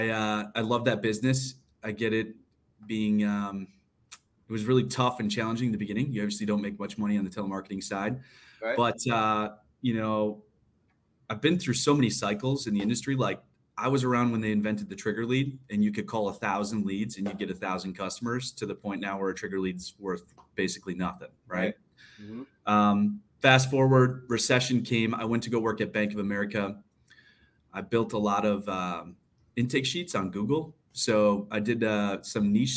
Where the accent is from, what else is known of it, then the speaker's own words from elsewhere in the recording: St. Louis Park, Minnesota, United States; So I grew up in St. Louis Park, Minnesota